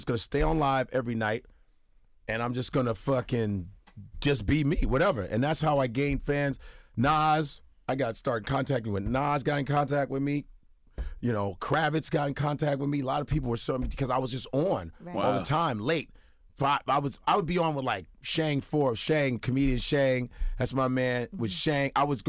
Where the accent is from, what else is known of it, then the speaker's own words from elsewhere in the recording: United States; I was raised in America.